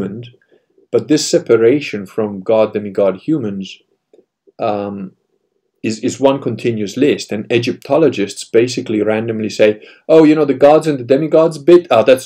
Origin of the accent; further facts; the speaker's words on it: Italy; being Italian